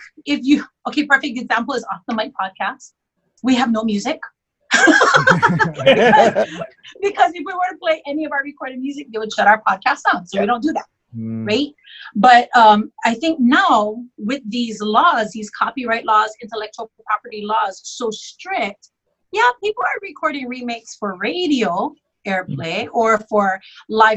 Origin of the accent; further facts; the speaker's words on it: Hawaii, United States; I'm native Hawaiian